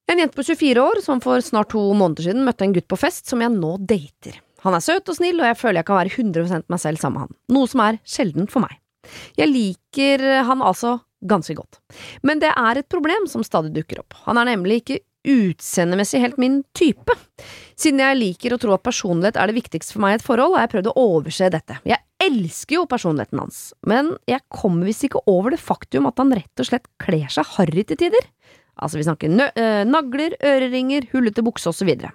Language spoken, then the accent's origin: Norwegian; Østfold, Norway; jeg er fra Østfold.